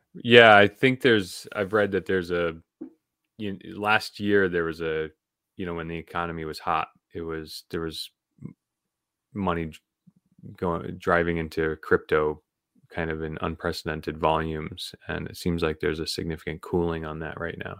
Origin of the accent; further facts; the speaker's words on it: New England, United States; also born or lived in Vermont; born and raised in New England